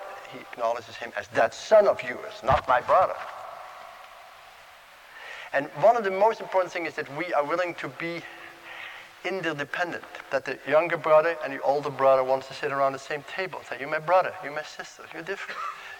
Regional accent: Netherlands; Oh, he's from Holland too, you know, and we're both from Holland, same seminary.

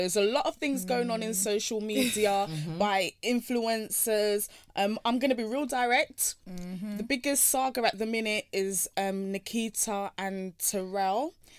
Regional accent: Brixton, London, United Kingdom; I grew up in Brixton.

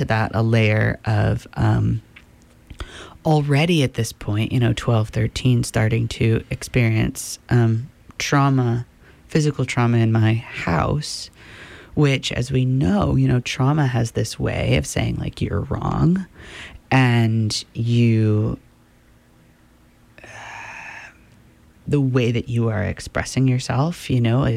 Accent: Midcoast, Maine, United States; I grew up in Midcoast, Maine, in a relatively liberal town.

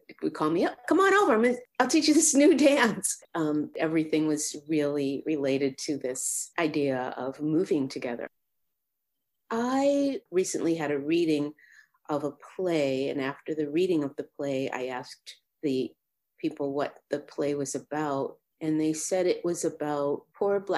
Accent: Boston, Massachusetts, United States; now in Sacramento, United States; I grew up in Dorchester, Massachusetts. It's right in the city of Boston.

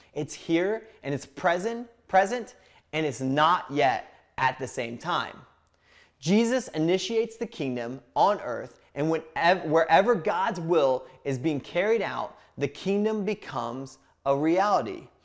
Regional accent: Indiana, United States; I grew up in a small town in Indiana

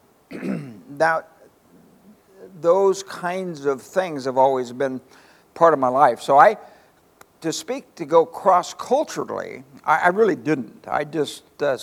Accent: Palo Cedro, California, United States; I was raised in a little community called Palo Cedro

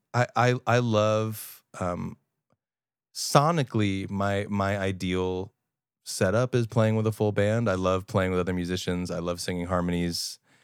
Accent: Long Island, New York, United States; I'm thirty and I'm Jewish and from Long Island

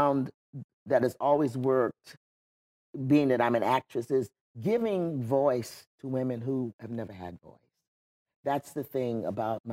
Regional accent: Wayland, New York, United States; also born or lived in Florida; now in California, United States; ended up living in upstate New York, in Wayland, New York

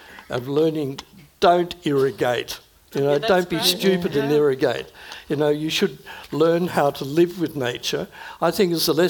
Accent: Sydney, New South Wales, Australia; I grew up in the leafy North Shore of Sydney

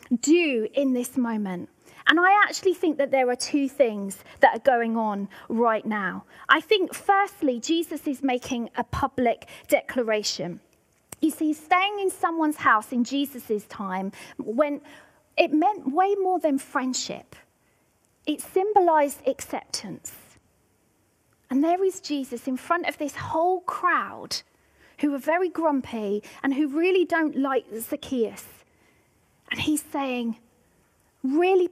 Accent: Devon, South West England, United Kingdom; now in Scotland, United Kingdom; where I grew up in Devon.

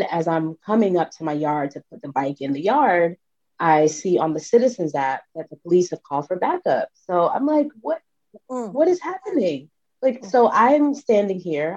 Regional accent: Orangeburg, South Carolina, United States; I grew up in Orangeburg, South Carolina.

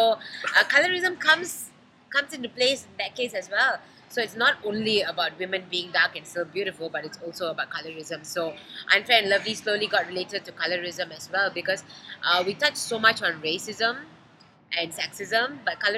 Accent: Malaysia

